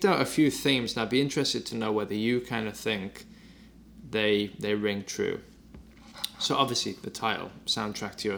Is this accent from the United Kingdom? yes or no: yes; Durham, North East England, United Kingdom; also born or lived in Newcastle; I'd moved from where I'm from, northeast of England. I moved from Durham to Newcastle.